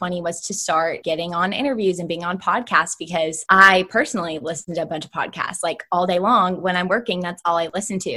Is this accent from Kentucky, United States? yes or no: yes; Shelbyville, Kentucky, United States; I was born and raised in a small town outside of Louisville, Kentucky called Shelbyville